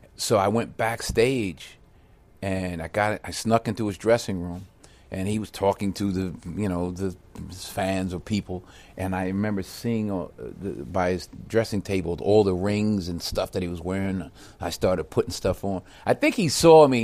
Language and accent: English; Mount Vernon, New York, United States; moved away; born and raised in Mount Vernon